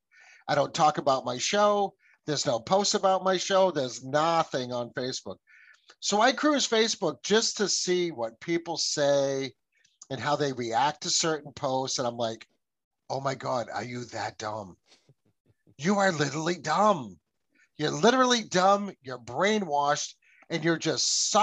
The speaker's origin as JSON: {"language": "English", "country": "United States", "said": "My family came here in the 1640s"}